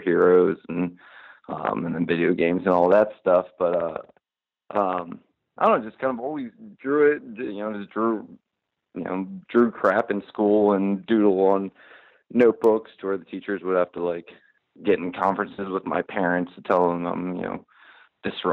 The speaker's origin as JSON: {"language": "English", "town": "Wilmington", "region": "Delaware", "country": "United States", "tie": "born or raised there", "said": "I grew up in Wilmington, Delaware"}